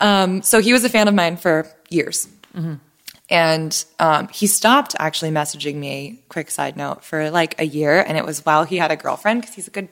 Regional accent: San Diego, California, United States; moved away; we're both from San Diego

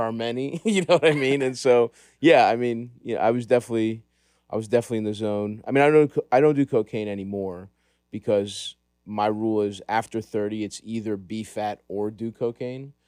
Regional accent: Baltimore, Maryland, United States; I grew up in Greektown

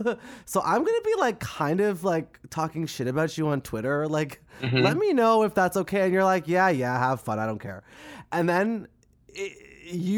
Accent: Canada; as a Canadian

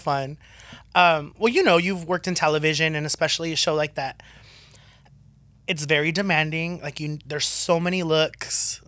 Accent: Southern California, United States; growing up in SoCal

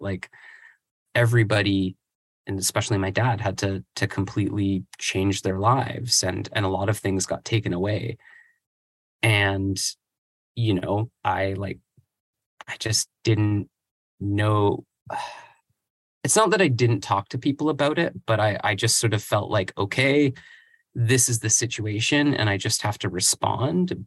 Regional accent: Vancouver Island, British Columbia, Canada; I grew up on Vancouver Island and moved to Vancouver, the same name, different places, not too far from each other

